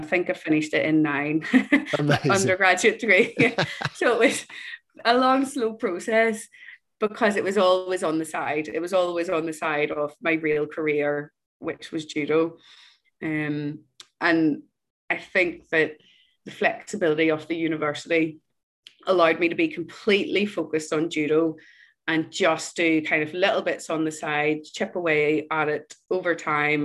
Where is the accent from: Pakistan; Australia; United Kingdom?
United Kingdom; Northern Ireland; when I was growing up in Ireland